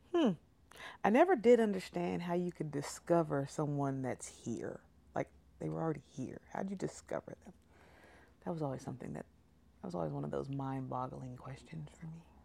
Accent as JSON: {"language": "English", "region": "California", "country": "United States", "moved": "yes", "lives_now": "Oklahoma, United States"}